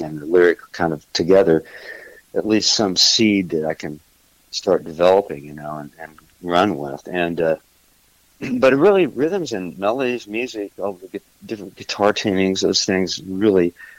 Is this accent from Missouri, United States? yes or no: yes; Missouri, United States; moved away as an adult; also born or lived in California / Texas; now in Nashville, United States; originally I'm from Missouri